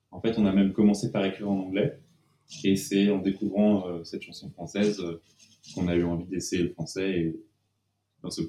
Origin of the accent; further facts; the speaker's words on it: Annecy, Auvergne-Rhône-Alpes, France; now in Paris, France; Moi, je suis né à Annecy